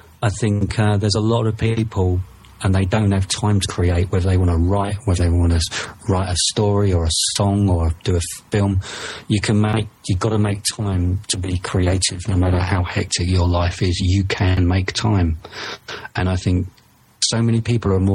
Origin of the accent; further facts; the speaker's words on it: United Kingdom; maybe it's because of my accent, maybe it's because I'm from the UK